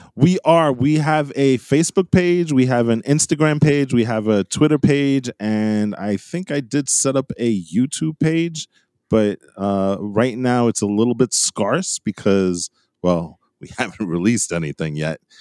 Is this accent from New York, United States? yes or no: yes; New York, United States; we're guys from New York